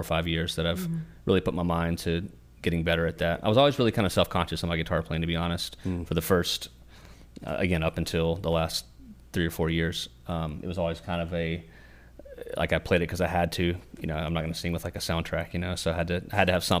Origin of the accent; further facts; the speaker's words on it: Mocksville, North Carolina, United States; We're from born and raised in Davie County, particularly in Mocksville. That's where we live now